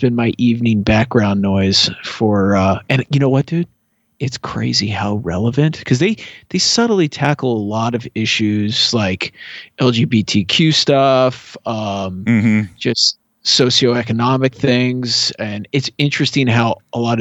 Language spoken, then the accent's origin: English; Arlington, Washington, United States; the fire station in my hometown, Arlington, Washington